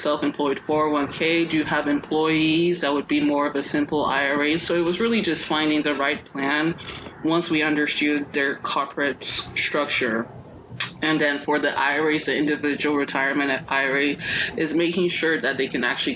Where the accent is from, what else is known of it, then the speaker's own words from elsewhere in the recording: Nigeria; I'm Nigerian.